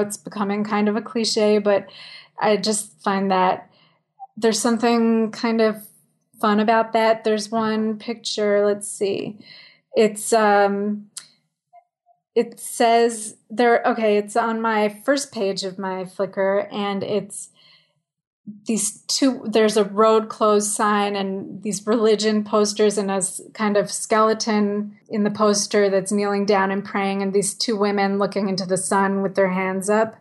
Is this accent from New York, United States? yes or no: yes; New York City, New York, United States; I live in the village. I grew up here on Bleecker Street